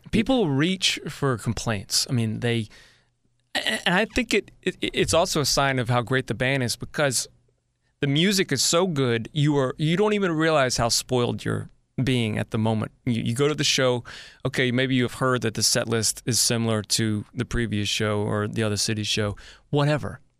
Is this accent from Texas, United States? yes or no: no; Richmond, Virginia, United States; moved away as an adult; I'm a guy from Richmond, Virginia originally